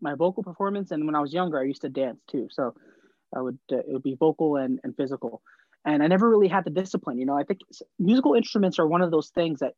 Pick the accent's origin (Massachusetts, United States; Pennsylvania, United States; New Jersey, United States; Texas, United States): New Jersey, United States; growing up in Jersey